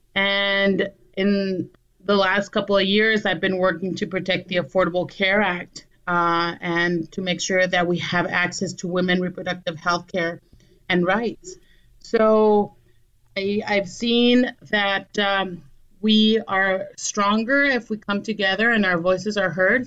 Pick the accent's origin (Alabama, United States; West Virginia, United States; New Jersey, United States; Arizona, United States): Arizona, United States; Douglas; also born or lived in Agua Prieta, Sonora, Mexico; now in Phoenix, United States; I'm originally from southern Arizona, from a border town, uh, Douglas and Agua Prieta. I was born in Douglas, raised between the two cities.